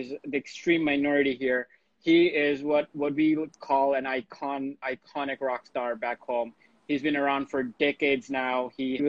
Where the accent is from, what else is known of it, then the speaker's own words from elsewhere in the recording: Bangladesh; moved away; I grew up in Bangladesh